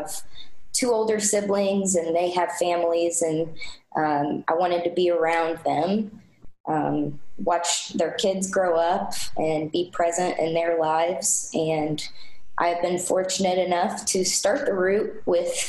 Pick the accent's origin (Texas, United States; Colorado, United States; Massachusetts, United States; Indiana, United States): Indiana, United States; Floyds Knobs; also born or lived in Greenville, South Carolina; I am an Indiana native. I was born in Floyd's Knobs, Indiana